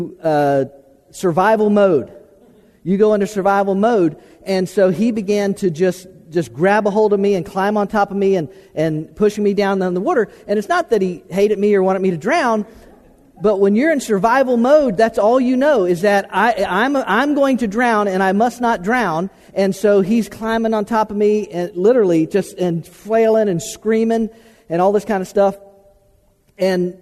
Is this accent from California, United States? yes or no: no; Florida, United States; I was born and raised in Florida, in South Central Florida, and South Florida